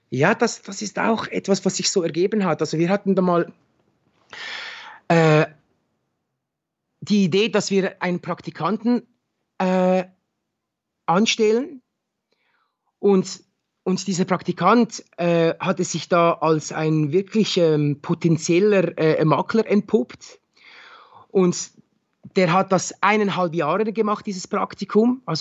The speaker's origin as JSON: {"language": "German", "town": "Winterthur", "region": "Zurich", "country": "Switzerland", "tie": "born or raised there", "said": "ich bin in, in Winterthur bin ich zur Schule gegangen, äh, ich habe meine Lehre hier absolviert, man, man kennt schon sehr viele Leute."}